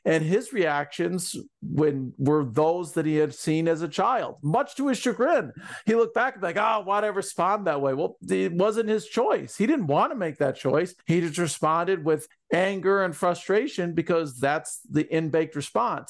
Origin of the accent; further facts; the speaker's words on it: Ann Arbor, Michigan, United States; also born or lived in Columbus, Ohio / Marion, Ohio; my life growing up in Ann Arbor